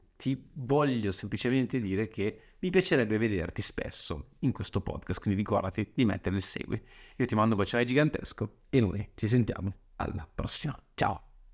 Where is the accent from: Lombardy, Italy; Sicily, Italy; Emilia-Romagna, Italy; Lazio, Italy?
Lombardy, Italy; Saronno; sono nato a Saronno il 31 agosto 91